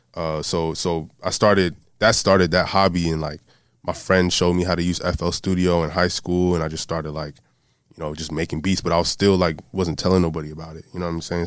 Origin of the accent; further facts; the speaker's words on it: Broward County, South Florida, United States; also born or lived in Miami; I'm from South Florida, uh, born in Miami, raised in Broward County